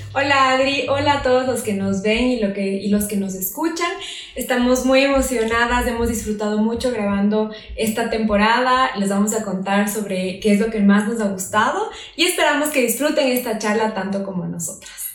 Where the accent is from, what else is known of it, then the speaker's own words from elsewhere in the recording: Quito, Pichincha, Ecuador; also born or lived in Lima; las dos somos de Quito